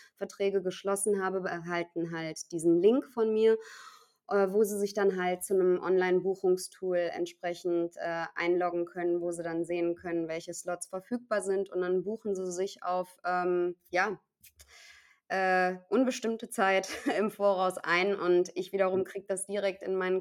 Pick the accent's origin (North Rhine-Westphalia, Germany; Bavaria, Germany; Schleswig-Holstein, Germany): North Rhine-Westphalia, Germany; Cologne; moved away as an adult; ich bin zwar gebürtige Kölnerin und ähm, habe meine Stadt immer geliebt äh, aus, aus vollem Herzen, war also auch nie zum Studium oder mal irgendwie für, ein, für einen Job irgendwo anders